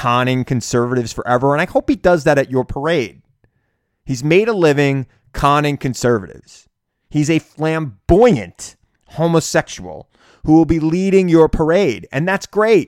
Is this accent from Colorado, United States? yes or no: no; Centereach, New York, United States; I grew up on Long Island in Center Reach, and that's how we talked